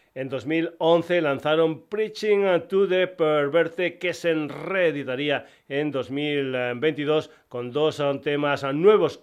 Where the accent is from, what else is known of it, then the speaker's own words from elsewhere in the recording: Extremadura, Spain; bandas extremeñas de mi tierra